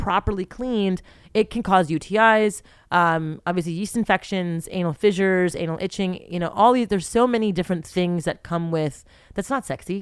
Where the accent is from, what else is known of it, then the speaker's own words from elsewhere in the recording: Montreal, Quebec, Canada; I'm from Montreal. We're from Montreal, born and raised in Montreal, Canada